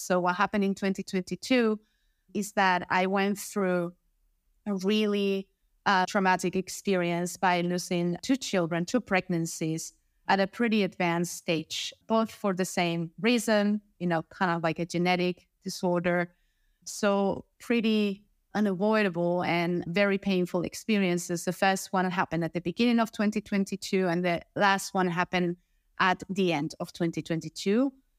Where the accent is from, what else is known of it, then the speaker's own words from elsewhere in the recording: Spain; I come from Spain in Europe, and I work in sales.